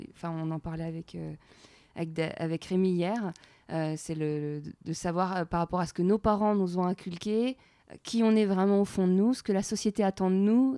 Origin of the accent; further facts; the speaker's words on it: France; en tant que Française